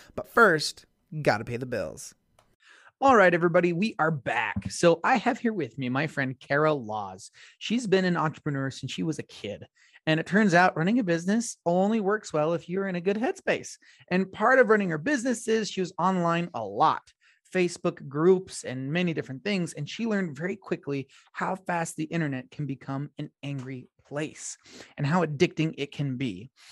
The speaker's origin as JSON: {"language": "English", "town": "Blanding", "region": "Utah", "country": "United States", "tie": "born or raised there", "said": "I have a co native of my hometown on the show. Shout out to B Town."}